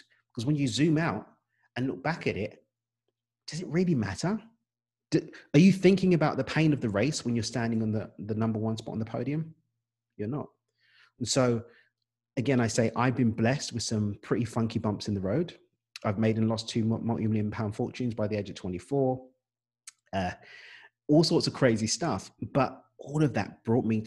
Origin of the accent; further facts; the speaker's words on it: London, United Kingdom; accent: English; moved away as an adult; now in Cabo San Lucas, Mexico; I've got an English accent. Unless you think it's Australian, it's not. It's British. I'm from East London, born and raised